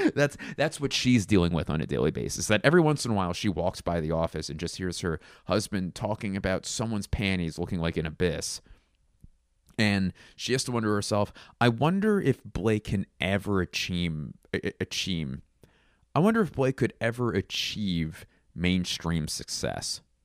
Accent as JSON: {"language": "English", "town": "Philadelphia", "region": "Pennsylvania", "country": "United States", "tie": "born or raised there", "said": "my hometown of Philadelphia"}